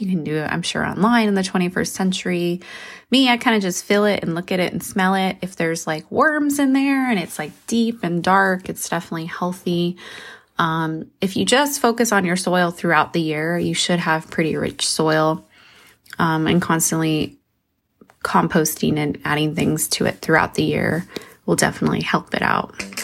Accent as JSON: {"language": "English", "region": "New Mexico", "country": "United States", "said": "I come from New Mexico"}